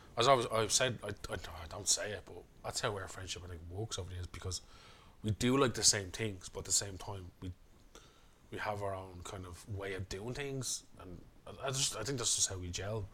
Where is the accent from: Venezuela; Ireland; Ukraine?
Ireland; Dublin, Leinster; we're from Coolock